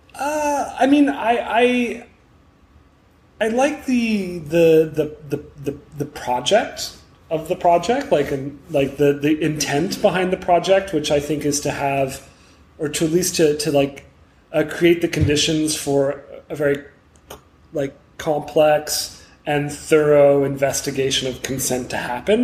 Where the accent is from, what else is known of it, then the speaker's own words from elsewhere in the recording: Montreal, Quebec, Canada; I'm from Montreal